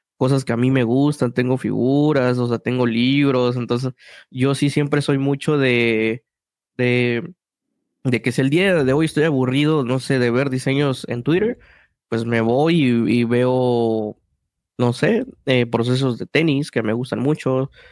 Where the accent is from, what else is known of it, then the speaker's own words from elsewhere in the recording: Mexico City, Mexico; yo soy de Ciudad de México, hay mucho una cultura que se llama la cultura chilanga y es como personas que crecimos en un ambiente